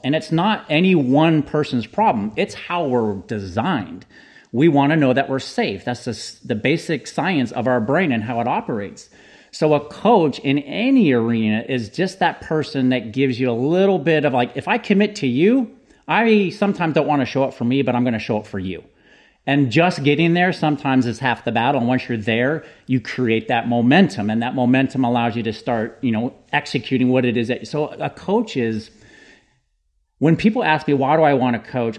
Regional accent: San Jose, California, United States; born and raised in San Jose, California.

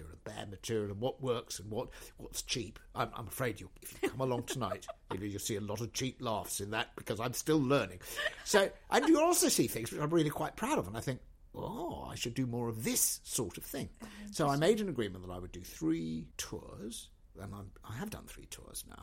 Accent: Essex, East of England, United Kingdom; I'm not even really Welsh. I mean, I was brought up in Essex

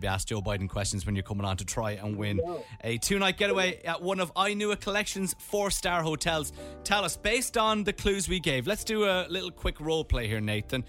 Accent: Mullingar, Westmeath, Ireland; Yes, I'd like to bring me to Mullingar. It's my hometown.

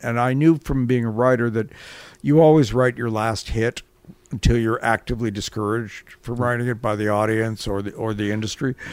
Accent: Toronto, Ontario, Canada; moved away as an adult; also born or lived in London; when I was growing up in Toronto

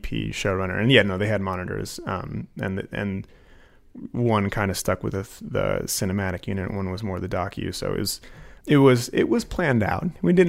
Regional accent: Anchorage, Alaska, United States; I am from Anchorage.

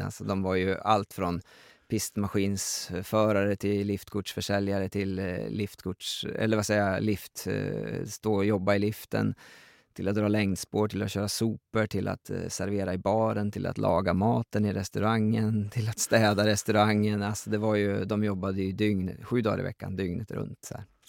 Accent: Gräftåvallen, Jämtland, Sweden; jag växte upp i den miljön

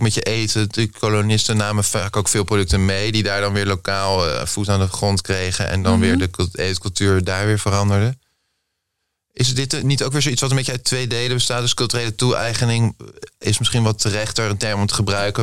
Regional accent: The Hague, South Holland, Netherlands; Ik ben ook Haags

